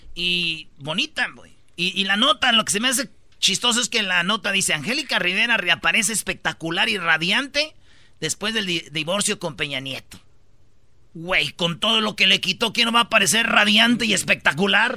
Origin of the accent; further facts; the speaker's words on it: Jiquilpan, Michoacán, Mexico; moved away; en Jiquilpan, Michoacán, de donde yo soy